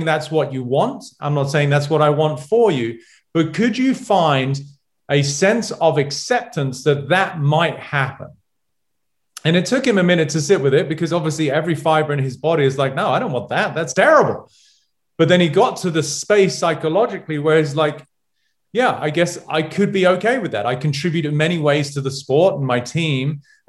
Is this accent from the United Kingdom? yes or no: yes; England, United Kingdom; moved away; as a Brit, never played baseball, never watched baseball